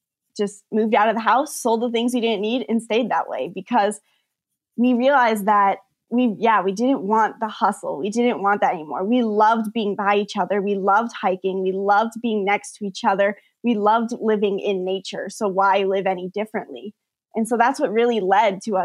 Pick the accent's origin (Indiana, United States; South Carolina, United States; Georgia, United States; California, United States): California, United States; San Diego; moved away; they decided to start a gymnastics studio in San Diego. That's my hometown where I've always lived.